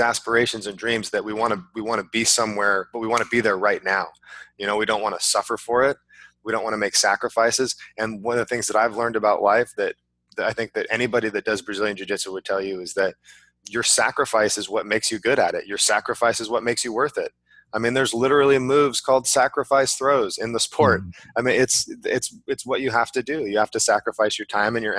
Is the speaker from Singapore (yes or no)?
no; California, United States; I grew up in California